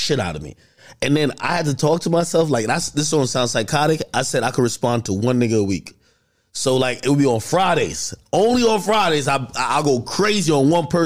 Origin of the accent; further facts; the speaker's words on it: New Jersey, United States; I'm from Jersey